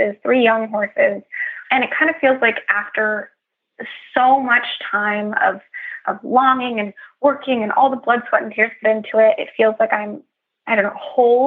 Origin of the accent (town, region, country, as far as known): California, United States